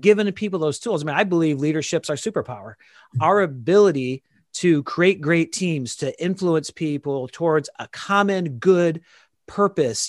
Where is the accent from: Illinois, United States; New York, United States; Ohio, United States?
Illinois, United States; Dixon; became a, a police officer in my hometown now, uh, Dixon, Illinois